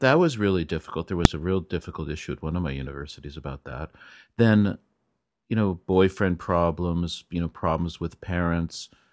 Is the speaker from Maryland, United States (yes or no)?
no; California, United States; moved away; I'm from California